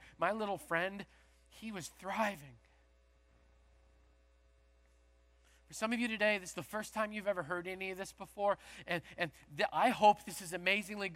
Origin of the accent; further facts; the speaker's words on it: Canada; moved away; originally I'm from Canada